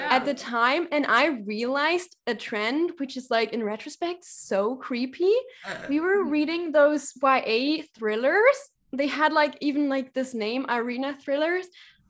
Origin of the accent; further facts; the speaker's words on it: East Germany, Germany; I'm from East Germany, which is, like, a little bit, it's former GDR, so it's formerly, like, associated to the Soviet Union.